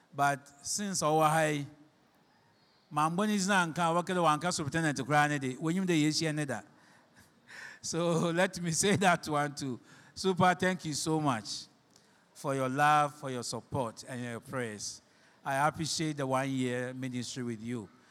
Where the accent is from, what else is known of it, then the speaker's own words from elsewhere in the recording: Shama, Western Region, Ghana; you don't know where I came from. I'm from Shama.